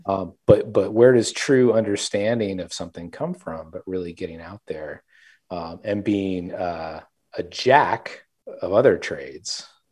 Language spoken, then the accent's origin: English; South Louisiana, United States; I grew up there as well in South Louisiana, and so really immersed in this Cajun culture